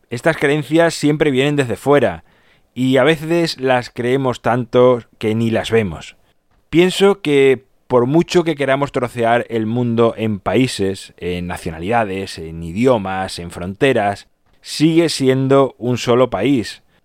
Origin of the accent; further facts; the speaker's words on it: Badajoz, Extremadura, Spain; Yo, por ejemplo, nací en España, pero lo podía haber hecho en cualquier otro país, y concretamente en mi caso, por eso puede ser que piense así, lo hice en Badajoz